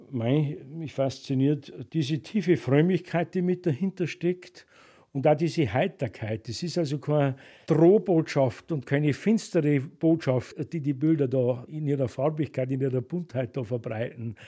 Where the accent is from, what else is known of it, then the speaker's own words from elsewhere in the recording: Bavaria, Germany; bei uns in Bayern